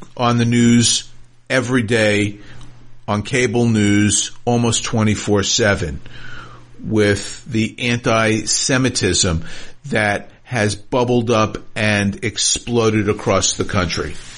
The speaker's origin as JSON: {"language": "English", "country": "United States", "said": "I, as an American Jew, a proud American Jew"}